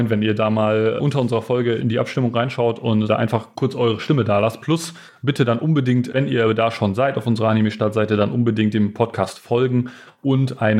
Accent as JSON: {"language": "German", "country": "Germany", "said": "Und dann muss ich als Deutscher sagen"}